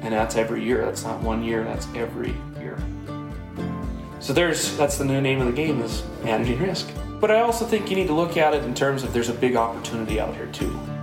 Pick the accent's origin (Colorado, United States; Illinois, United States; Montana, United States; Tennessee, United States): Montana, United States; Dagmar; now in Seattle, United States; my hometown, Dagmar, Montana